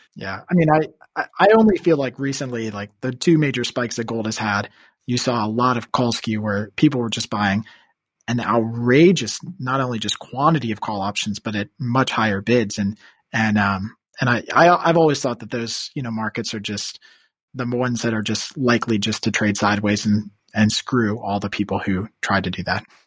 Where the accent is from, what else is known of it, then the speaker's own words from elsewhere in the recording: Washington, District of Columbia, United States; also born or lived in New York; D C, where I'm originally from. I guess I grew up outside Northern Virginia in D C